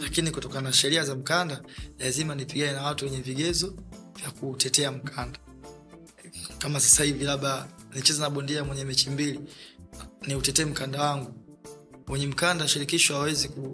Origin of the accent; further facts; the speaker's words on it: Dar es Salaam, Tanzania; mazingira ambayo nayotokea mimi natokea maeneo ya Mabibu, zamani ilipo wilaya ya Kinondoni, lakini sasa hivi ni wilaya ya Ubungo